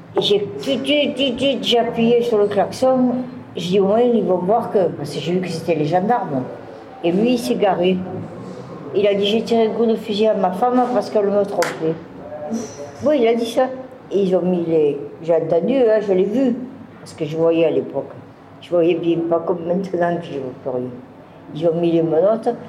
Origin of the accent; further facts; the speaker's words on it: Marseille, Provence-Alpes-Côte d'Azur, France; also born or lived in Toulouse / Nice / Narbonne; Je suis née à Marseille le 14 septembre 1954